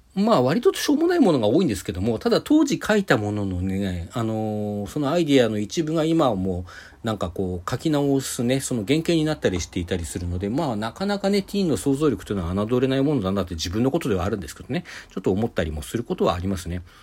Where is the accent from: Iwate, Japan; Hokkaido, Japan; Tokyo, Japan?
Hokkaido, Japan; Sapporo; also born or lived in Hakodate; 私、函館にで生まれて、小学校3年生の終わった後で4年生になる時 に札幌に引っ越してるんですけども